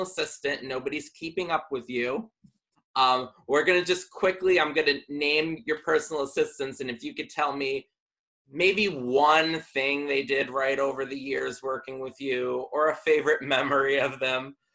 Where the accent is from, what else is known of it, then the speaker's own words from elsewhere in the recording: Danbury, Connecticut, United States; my hometown, Danbury, Connecticut